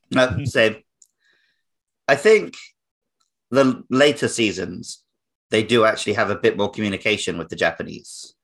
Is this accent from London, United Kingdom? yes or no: no; Wells, South West England, United Kingdom; moved away; that was filmed in my hometown